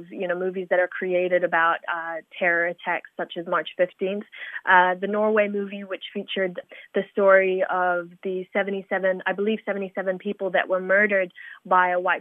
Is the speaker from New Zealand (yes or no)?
yes; Christchurch, Canterbury, New Zealand; So I am from Christchurch. I was raised here from a very young age. I moved here when I was 3 years old